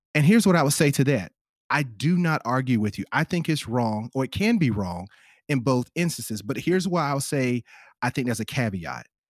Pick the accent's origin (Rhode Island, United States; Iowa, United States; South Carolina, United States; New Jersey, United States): South Carolina, United States; now in Los Angeles, United States; I'm from the Southeast, I'm from South Carolina, you know, that's where I'm originally from